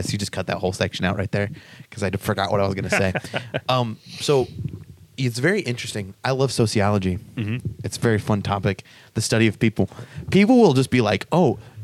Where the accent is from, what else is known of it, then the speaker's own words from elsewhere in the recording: Midwest, United States; like every other Midwestern teenage to 20s year old guy